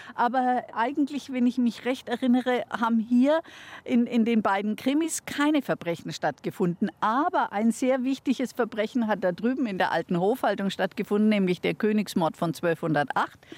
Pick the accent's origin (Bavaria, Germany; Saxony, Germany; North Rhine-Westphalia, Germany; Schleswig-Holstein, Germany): Bavaria, Germany; Bamberg; Erstens bin ich eine Eingeborene. Ich bin in Bamberg tatsächlich geboren.